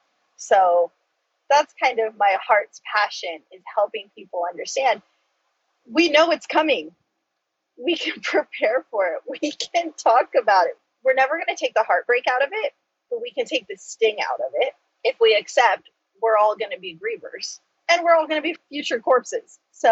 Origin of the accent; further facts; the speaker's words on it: United States; first language Choctaw; I do that with my native tongue of Choctaw. It's some Choctaw and some English.